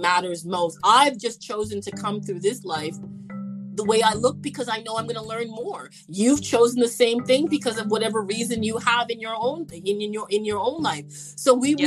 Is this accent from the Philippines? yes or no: no; Canada; I'm from Canada